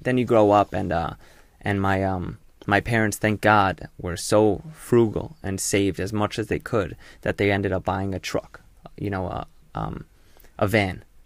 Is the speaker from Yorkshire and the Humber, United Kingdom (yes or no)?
yes; Hull, Yorkshire and the Humber, United Kingdom; moved away; the U K. I was born in Yorkshire. Hull, to be exact